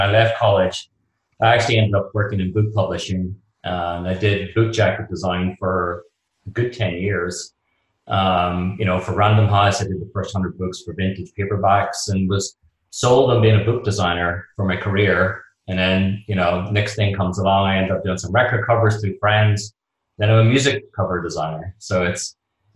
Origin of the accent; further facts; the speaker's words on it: Belfast, Northern Ireland, United Kingdom; moved away as an adult; also born or lived in London; now in New York, United States; I'm from Belfast in Northern Ireland. And pretty much at like 18, like most of my friends at the time, we were growing up in Belfast